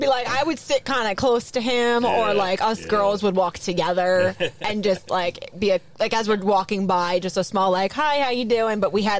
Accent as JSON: {"language": "English", "region": "Pennsylvania", "country": "United States", "moved": "yes", "said": "we're originally from Pennsylvania"}